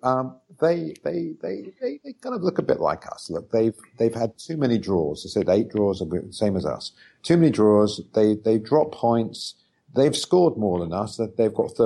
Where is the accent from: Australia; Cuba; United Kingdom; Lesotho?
United Kingdom; London; now in New York, United States; I live in New York and I was born in London